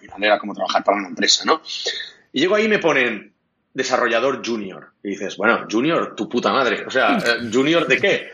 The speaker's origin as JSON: {"language": "Spanish", "region": "Catalonia", "country": "Spain", "also_born_or_lived": "Munich, Germany", "second_language": "Spanish", "said": "yo soy catalán"}